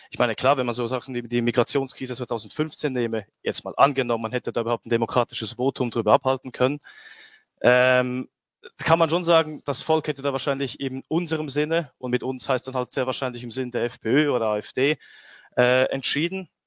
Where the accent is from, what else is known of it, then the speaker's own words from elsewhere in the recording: Switzerland; weil als Schweizer im Ausland, also ich bewege mich dann ja immer unter Rechten oder Patrioten und dann ist man meistens äh, ja, hat man diese exotische Herkunft